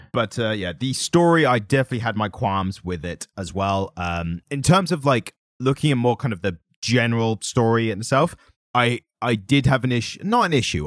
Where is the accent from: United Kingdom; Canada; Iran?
United Kingdom; we're always British and suave